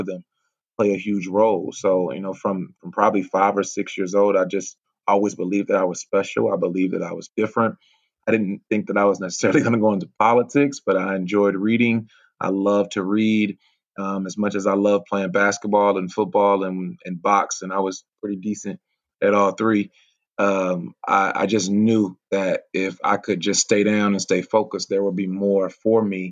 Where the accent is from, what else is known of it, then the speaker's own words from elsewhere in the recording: Atlanta, Georgia, United States; also born or lived in Myrtle Beach, South Carolina; I was born in Myrtle Beach, South Carolina. All my family is from South Carolina here in the States. And I was actually raised in Atlanta, Georgia